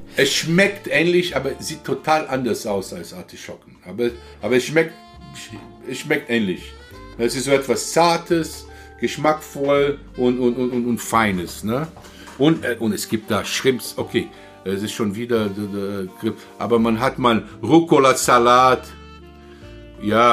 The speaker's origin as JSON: {"language": "German", "region": "Rio de Janeiro", "country": "Brazil", "second_language": "German", "moved": "yes", "lives_now": "Germany", "said": "Ich komme aus Rio, ich komme aus Südosten"}